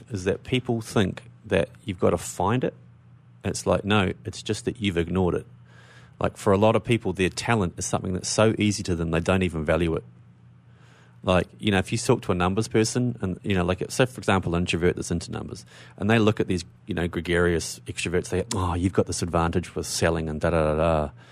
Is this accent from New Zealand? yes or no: yes; New Zealand; now in Melbourne, Australia; I'm from New Zealand, but I live in Australia.